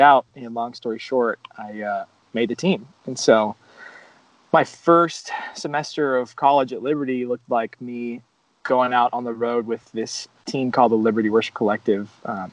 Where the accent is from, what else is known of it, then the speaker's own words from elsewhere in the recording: South Florida, United States; moved away as an adult; also born or lived in Virginia; I'm from South Florida, so going out of state to college was like not an option for me personally. We didn't have a ton of money growing up